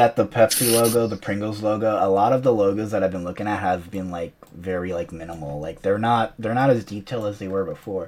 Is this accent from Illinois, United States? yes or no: no; New York, United States; As a New Yorker